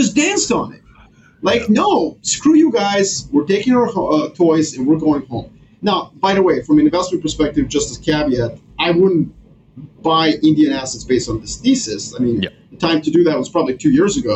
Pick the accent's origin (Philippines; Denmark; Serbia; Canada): Serbia; moved away; I'm originally from Serbia, so that's my home country.